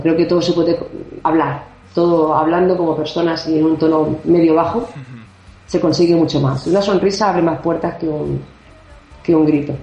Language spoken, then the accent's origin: Spanish; Barcelona, Catalonia, Spain; soy catalana, porque nací en Barcelona